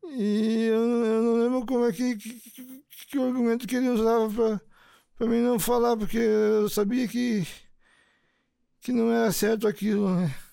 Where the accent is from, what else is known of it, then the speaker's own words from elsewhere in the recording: Curitiba, Paraná, Brazil; Eu tenho 58 anos, eu nasci em Curitiba.